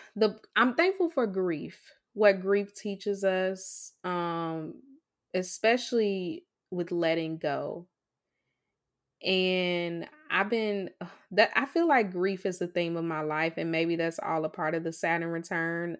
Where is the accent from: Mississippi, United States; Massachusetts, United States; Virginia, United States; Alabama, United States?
Mississippi, United States; accent: Mississippi; I still haven't figured out how to take the Mississippi out of my voice